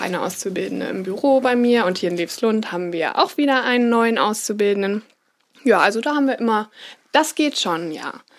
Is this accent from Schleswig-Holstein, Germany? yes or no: yes; Schleswig, Schleswig-Holstein, Germany; moved away as an adult; also born or lived in Rheingau; mit 18, als ich studieren gegangen bin, da konnte ich mir das beim besten Willen nicht vorstellen, dass ich zurück nach Schleswig gehe.